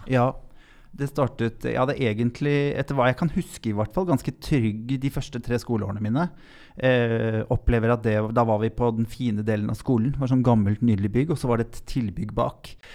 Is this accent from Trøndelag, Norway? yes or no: no; Lier, Buskerud, Norway; also born or lived in Drammen; Jeg vokste opp på Tranby i Lier. Født i Drammen